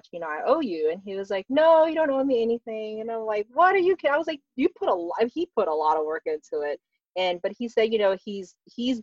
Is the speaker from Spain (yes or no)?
no; Philippines; I'm Filipino, we eat rice every day